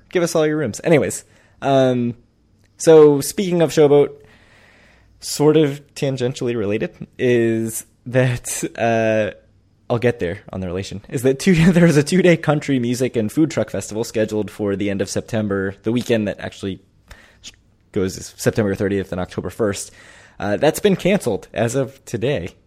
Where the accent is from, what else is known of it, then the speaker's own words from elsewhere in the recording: DC suburbs, Maryland, United States; moved away; growing up in Maryland, D C suburb of Maryland